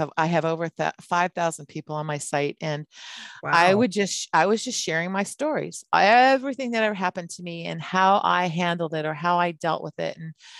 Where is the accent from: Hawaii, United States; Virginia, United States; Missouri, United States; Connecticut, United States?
Hawaii, United States; and we grew up in Hawaii where we're basically kind of like as military, we were the ones that weren't supposed to be there.